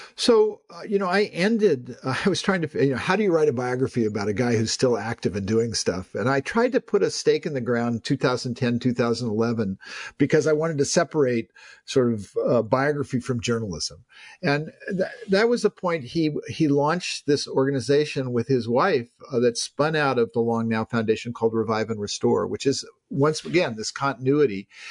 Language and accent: English; Palo Alto, California, United States; I'm someone who grew up in Silicon Valley. I mean, I grew up playing in the Hewlett household. I delivered newspapers to the future homes of both Larry Page and Steve Jobs in Palo Alto.